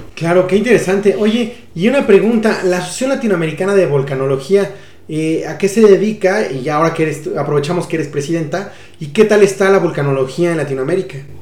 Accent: Mexico; nos podemos sentir orgullosos eh, todos como mexicanos

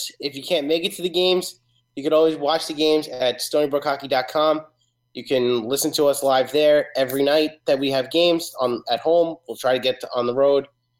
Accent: New York, United States; We're New Yorkers, or at least two of us are New Yorkers.

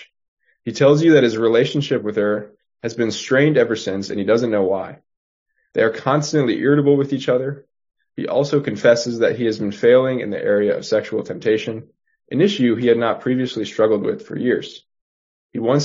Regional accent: Houston, Texas, United States; moved away as an adult; now in Boston, United States; I'm originally from Houston, Texas

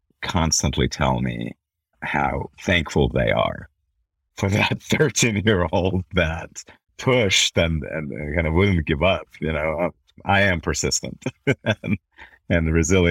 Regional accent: Belarus; also born or lived in Milwaukee, Wisconsin / New York; now in Salt Lake City, United States; I grew up in Belarus when it was part of former Soviet Union

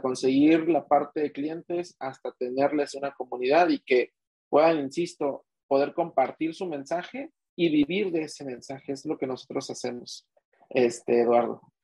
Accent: Mexico City, Mexico; soy de México, soy nativo de la Ciudad de México

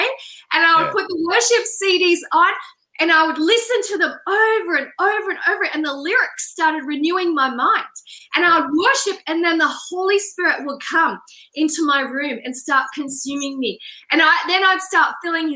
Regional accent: Australia; I'm Australian

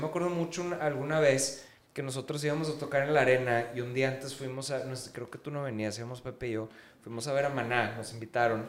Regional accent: Mexico; como mexicanos somos, o sea, no me quiero poner tan denso, pero somos una raza conquistada

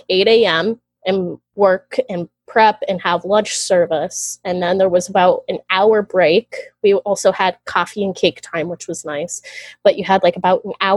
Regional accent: Florida, United States; I'm from Florida

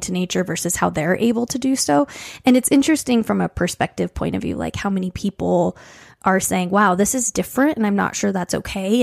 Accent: Colorado Springs, Colorado, United States; growing up in Colorado Springs

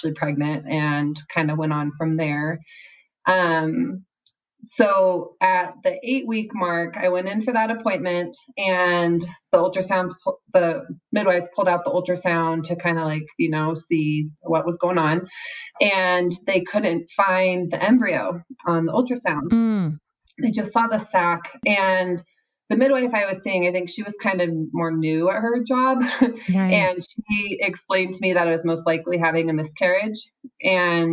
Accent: Seattle, Washington, United States; moved away as an adult; now in Utah, United States; I am from the Seattle area, but I recently moved to Utah

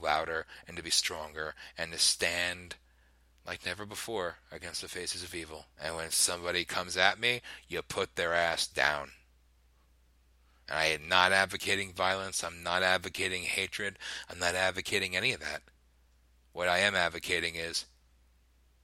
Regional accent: United States; I love being an American.

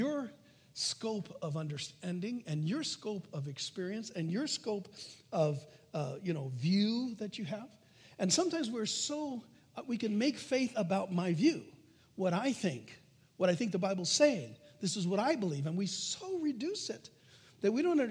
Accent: United States; I'm an American

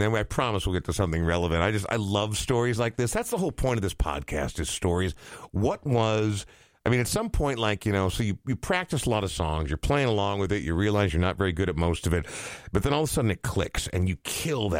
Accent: Coon Rapids, Minnesota, United States; I grew up in Coon Rapids

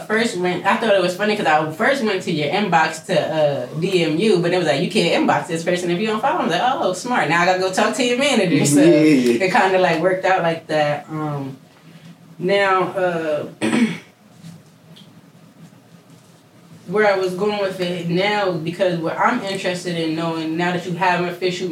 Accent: Harrisburg, Pennsylvania, United States; I'm from Harrisburg

